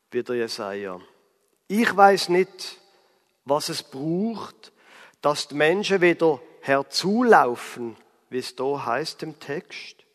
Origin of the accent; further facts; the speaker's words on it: Basel, Basel-Stadt, Switzerland; von Basel, wo ich herkomme, bis nach Straßburg sind es ungefähr 130 Kilometer.